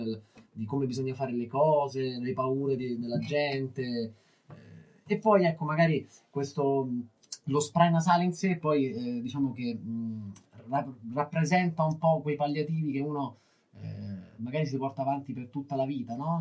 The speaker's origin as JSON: {"language": "Italian", "town": "Rome", "region": "Lazio", "country": "Italy", "said": "Noi veniamo da Roma"}